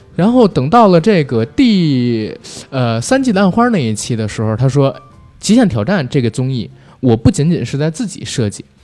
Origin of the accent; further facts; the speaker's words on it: Beijing, China; 我是作为一个北京人，我经常看他剧